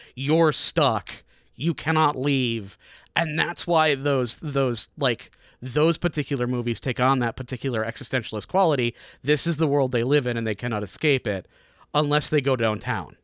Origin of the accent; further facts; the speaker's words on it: Chicago, Illinois, United States; born or raised there; moved away as an adult; now in Tacoma, United States